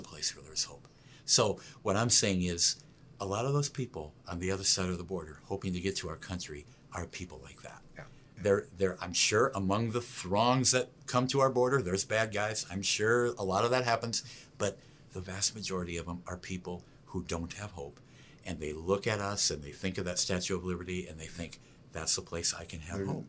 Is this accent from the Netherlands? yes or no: no; United States; I'm an American